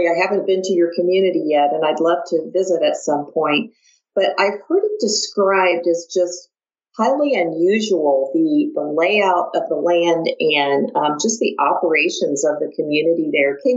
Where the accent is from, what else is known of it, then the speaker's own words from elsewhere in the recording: Midwest, United States; I'm from the Midwest